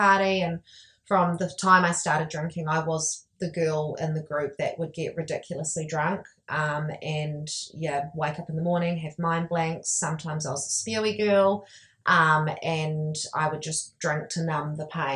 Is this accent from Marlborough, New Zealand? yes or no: no; half an hour from Taupiri, Waikato, New Zealand; In Taupiri, which is half an hour from my hometown.